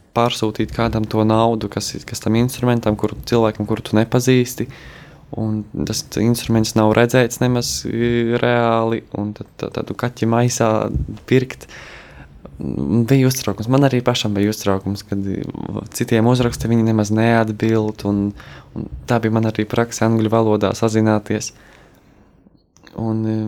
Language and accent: Latvian; Kaunata, Latgale, Latvia; esmu no Latgales, no Rēzeknes puses, no ciematiņa Kaunatas